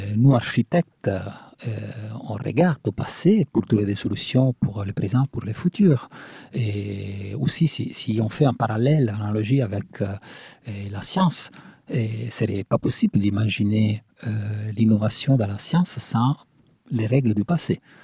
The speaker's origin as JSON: {"language": "French", "country": "Italy", "second_language": "French", "moved": "yes", "said": "Nous, qu'on vient de l'Italie"}